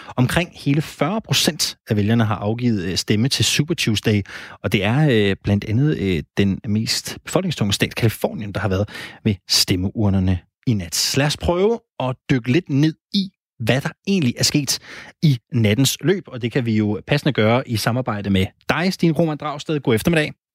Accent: Randers, Central Denmark Region, Denmark; Jeg kommer fra Randers

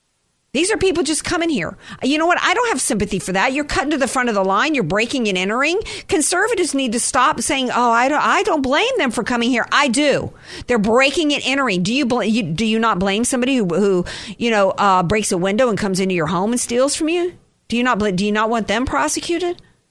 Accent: United States; I was born in the United States of America.

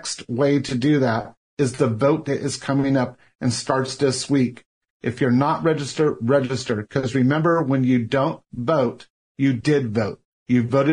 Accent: Orange County, California, United States; Growing up in Orange County, which Heather and I did

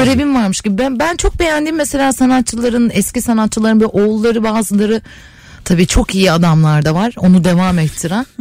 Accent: İzmir, Turkey; moved away; Oralı yirmi beş sene orada doğdum, büyüdüm

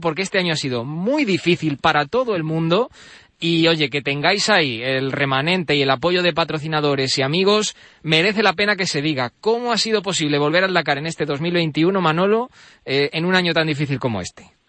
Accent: Alcázar de San Juan, Castilla-La Mancha, Spain; Yo es que soy de allí, de Ciudad Real, de, Alcázar de San Juan

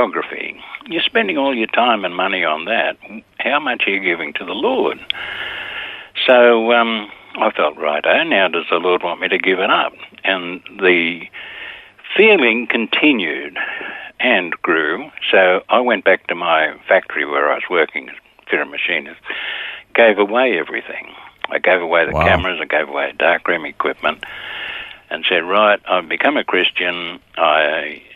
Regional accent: Sydney, New South Wales, Australia; born or raised there

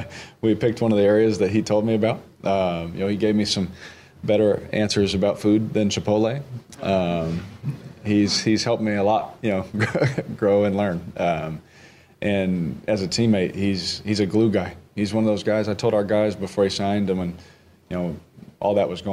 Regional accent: Houston, Texas, United States; now in New Orleans, United States; And that's what I'm used to. Growing up in Houston, that's what I was used to.

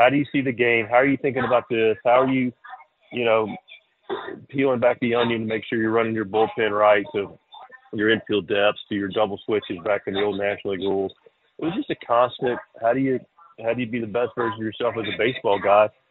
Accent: Charlotte, North Carolina, United States; now in Eastern North Carolina, United States; I grew up in Charlotte without a real love for country music at all. And now I'm in Eastern North Carolina

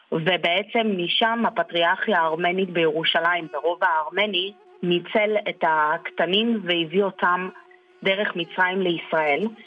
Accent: Armenia; now in Israel; וזה המולדת שלי, שם נולדתי, שם אני מבקרת כל שנה.

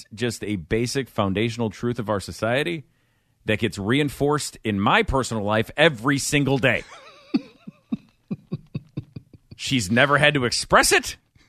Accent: Midwest, United States; But I'm telling you, I grew up in the Midwest. We would have a week every February where things were nice.

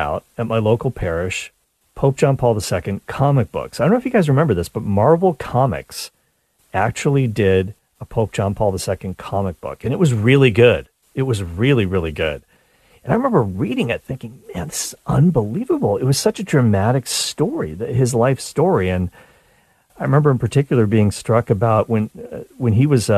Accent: Nova Scotia, Canada; now in Toronto, Canada; I grew up in Nova Scotia

